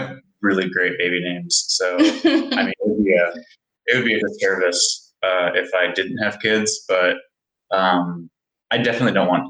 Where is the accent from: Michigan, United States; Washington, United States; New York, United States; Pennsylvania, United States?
Washington, United States; Seattle; I'm from Seattle.